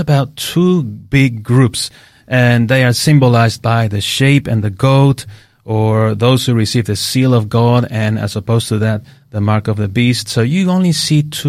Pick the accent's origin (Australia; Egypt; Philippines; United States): Australia; Queensland; now in Adelaide, Australia; I come from Queensland, yeah, so we didn't see that, the change of seasons as I see them here